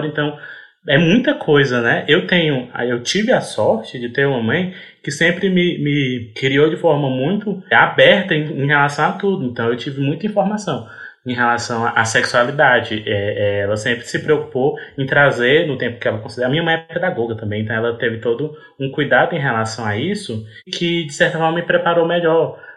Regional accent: Ceará, Brazil; eu sou do Ceará

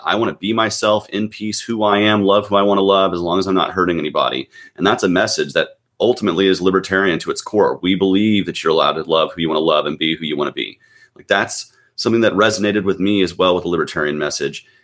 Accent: Gwinnett County, Georgia, United States; also born or lived in Nashville, Tennessee / Atlanta, Georgia; I grew up in Gwinnett County, which is a uh, suburban county, um, in the metro Atlanta area

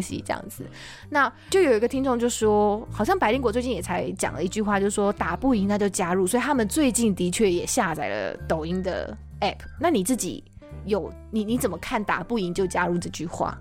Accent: Taiwan; 我是台湾人

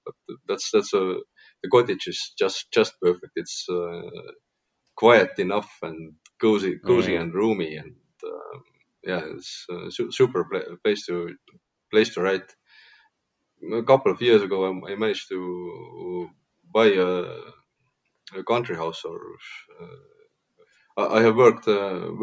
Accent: Tartu, Tartu County, Estonia; my hometown, Tartu

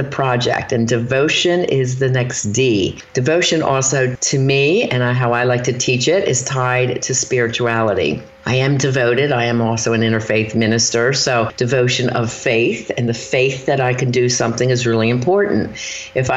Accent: Philadelphia, Pennsylvania, United States; moved away; also born or lived in Erie, Pennsylvania; I'm from Philadelphia

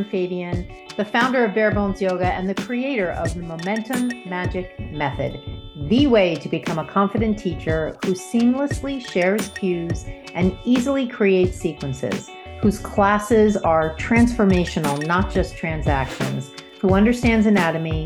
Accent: New York City, New York, United States; also born or lived in New Jersey; being born in the Bronx and growing up in New York City and New Jersey

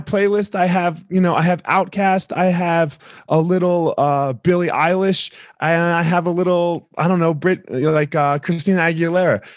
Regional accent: New Jersey, United States; moved away; grew up in New Jersey

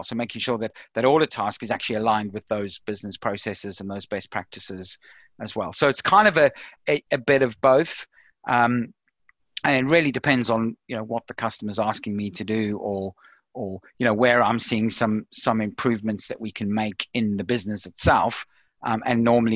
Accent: South Africa; now in United Kingdom; as you can probably tell from my accent, I'm originally from South Africa. I moved over to the UK in around 1997

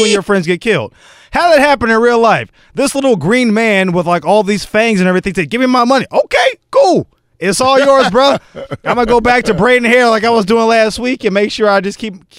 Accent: Los Angeles, California, United States; I grew up in South Central Los Angeles.

